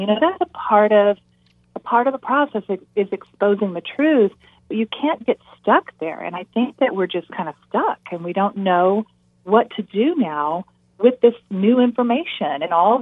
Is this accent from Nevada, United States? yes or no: yes; Nevada, United States; I grew up in Nevada